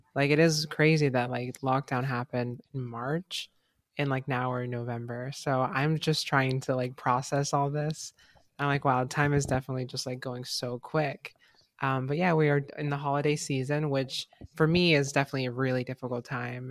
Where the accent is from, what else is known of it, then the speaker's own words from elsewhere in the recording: Mexico; I'm Mexican and, like, that's my country, um, my home country